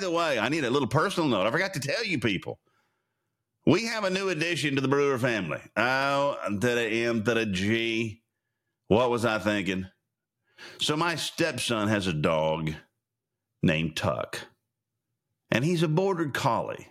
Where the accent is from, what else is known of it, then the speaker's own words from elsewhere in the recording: Sayre, Oklahoma, United States; I'm from Sayre.